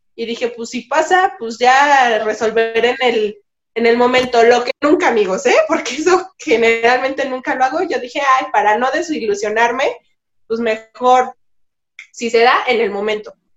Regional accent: Mexico; also born or lived in Málaga, Spain; pensamiento con el que vivimos en México, es parte de nuestra vida cotidiana.

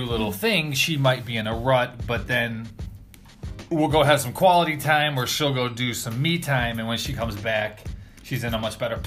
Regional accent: Northeast Ohio, United States

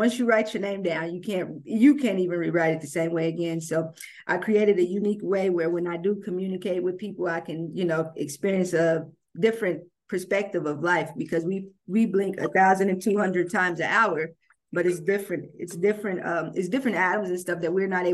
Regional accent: Cincinnati, Ohio, United States; moved away as an adult; now in Houston, United States; I'm actually from Cincinnati, but I live in Houston. I relocated to Houston, Texas in 2013

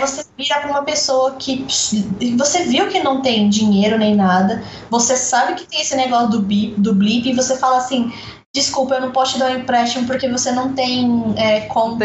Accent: Brazil; eu sou brasileira

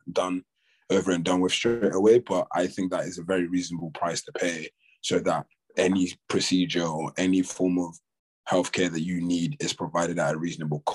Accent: Nigeria; now in United Kingdom; growing up in Nigeria

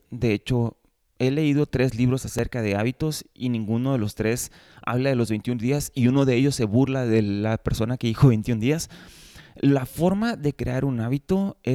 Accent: Mexico; yo crecí en México, entonces en México no teníamos tanto acceso a ese tipo de snacks.

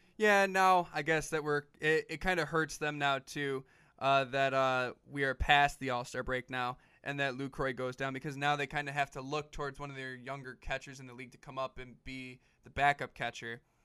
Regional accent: Detroit, Michigan, United States; we're from Detroit, obviously, but, you know, or from the Detroit area, rather

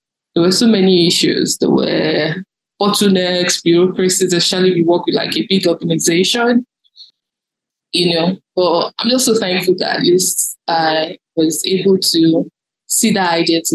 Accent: Lagos, Nigeria; also born or lived in Oyo State, Nigeria; I grew up in a suburban part of Lagos known as Agege

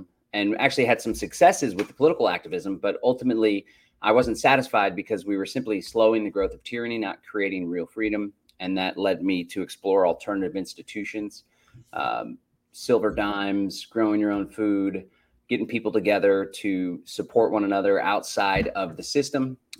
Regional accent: Austin, Texas, United States; also born or lived in Bastrop County, Texas; I hail from Central Texas, was born and raised in Austin, got out of the city a couple years ago, moved to the country, Bastrop County. We have a 10-acre homestead.

